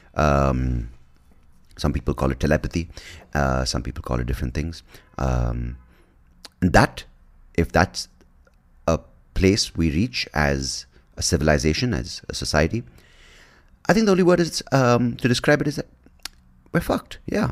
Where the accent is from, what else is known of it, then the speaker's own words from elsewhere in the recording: India; as an Indian